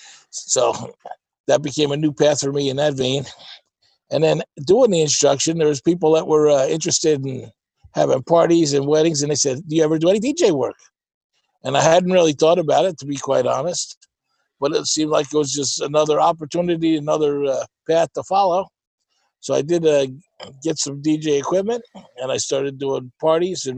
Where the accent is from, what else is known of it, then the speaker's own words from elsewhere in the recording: New York City, New York, United States; moved away as an adult; also born or lived in New Jersey / Kingston, New York; I grew up in Staten Island, New York, and I spent most of all my days there.